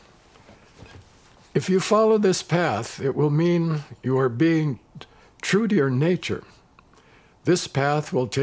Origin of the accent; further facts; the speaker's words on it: United States; now in Zurich, Switzerland; I'm American